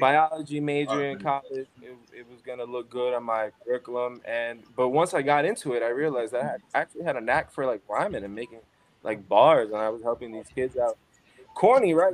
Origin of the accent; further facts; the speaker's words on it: New York City, New York, United States; now in Phoenix, United States; I'm from Crown Heights, Brooklyn. Grew up there